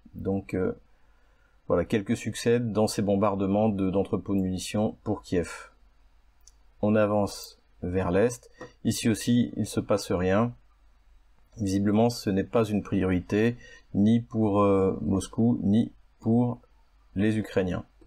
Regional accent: France; en tant que Français

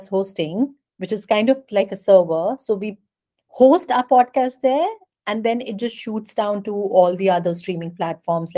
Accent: India; also born or lived in Europe; I'm Indian by nationality. I come from a very, very small town in India

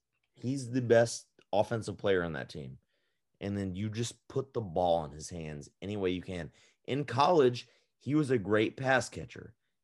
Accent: Nashville, Tennessee, United States; I'm from Nashville.

